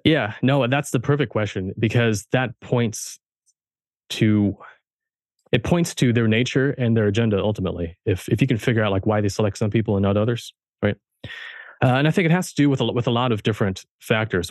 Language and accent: English; Germany; now in United States; I was born in Germany, I was raised German, and so I'm a first, I'm a first generation American.